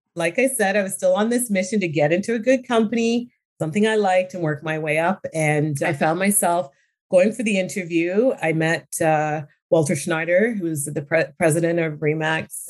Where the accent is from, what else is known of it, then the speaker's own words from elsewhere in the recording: Brantford, Ontario, Canada; also born or lived in London, England; I grew up in small town Ontario. I grew up in Brantford.